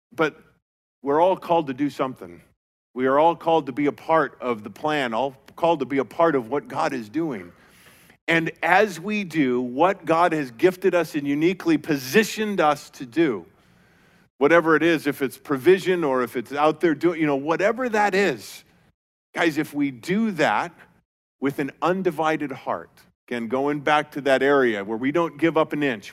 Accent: Colorado, United States; growing up in Colorado

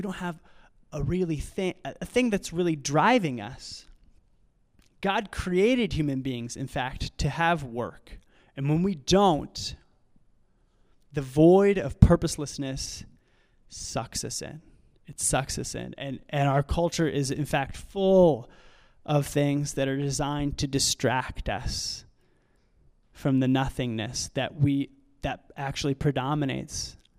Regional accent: United States; I understand that context or that mindset, because I grew up in the United States

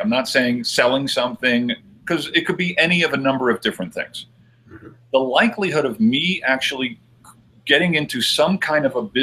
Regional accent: New Jersey, United States; moved away; I'm originally from New Jersey

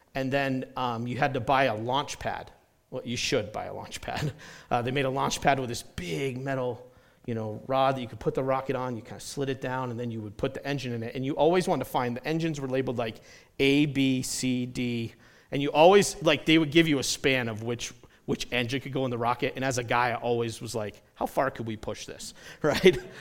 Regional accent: New Hampshire, United States; moved away as an adult; also born or lived in South Carolina / Indiana / Colorado; I grew up in New Hampshire and I've lived in South Carolina.

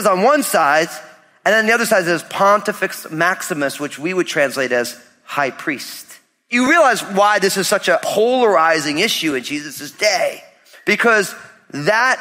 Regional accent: New Jersey, United States; grew up all Italian in New Jersey

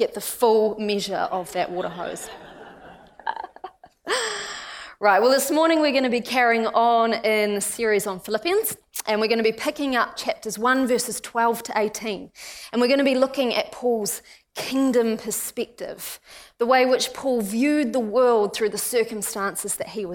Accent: Tauranga, Bay of Plenty, New Zealand; I hail from Tauranga. Māuau is my mountain. The Wairoa River is my awa, my river

